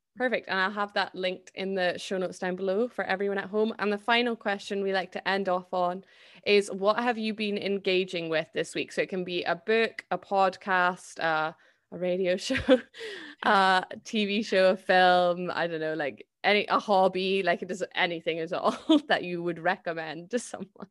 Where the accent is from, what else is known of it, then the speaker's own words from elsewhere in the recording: Scotland, United Kingdom; I'm Scottish